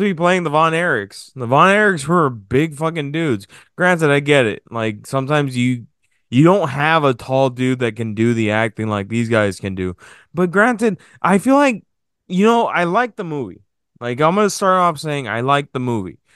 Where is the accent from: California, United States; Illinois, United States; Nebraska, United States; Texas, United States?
Texas, United States; we're from Texas